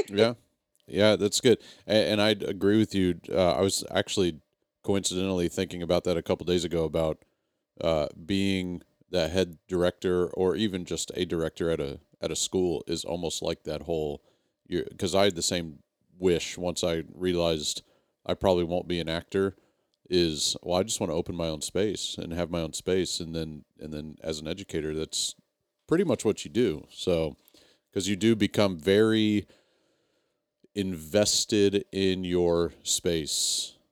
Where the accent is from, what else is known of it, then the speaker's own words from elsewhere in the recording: Texas, United States; moved away as an adult; I moved away from Texas, but not as a kid